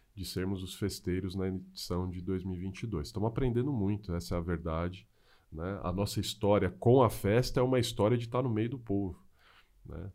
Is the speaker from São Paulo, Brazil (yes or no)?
yes; São Paulo, Brazil; moved away as an adult; now in Mogi das Cruzes, Brazil; eu sou de São Paulo, moro em Mogi das Cruzes aí há pouco menos de 10 anos